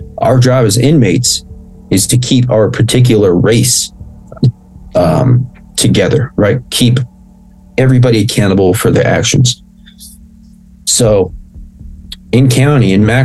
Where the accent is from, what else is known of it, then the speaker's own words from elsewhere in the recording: United States; if I'm Mexican, I was born here in the States.